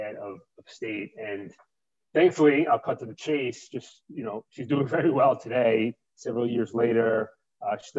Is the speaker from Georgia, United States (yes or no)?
no; New York City, New York, United States; accent: New York; I grew up in New York. I've lived here my entire life